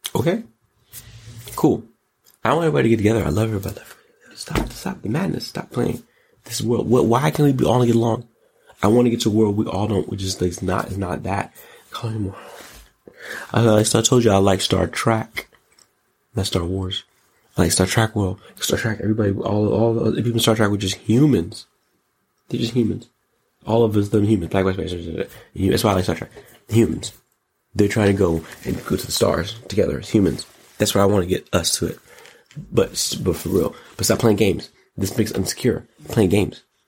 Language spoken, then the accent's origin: English; United States; I'm an American